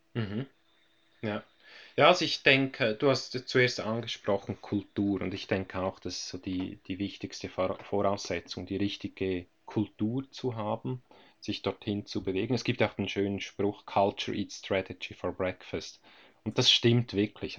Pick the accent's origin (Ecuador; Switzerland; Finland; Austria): Switzerland; bei uns in der Schweiz